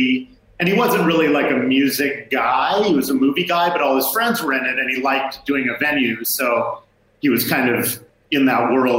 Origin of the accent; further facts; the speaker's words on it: Seattle, Washington, United States; I grew up on Broadway, basically. I grew up on the north end of Broadway.